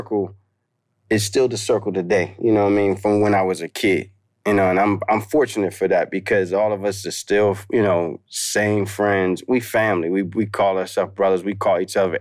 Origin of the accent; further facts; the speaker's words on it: Maryland, United States; also born or lived in Baltimore / Washington, D.C.; I grew up in Maryland Eastern Shore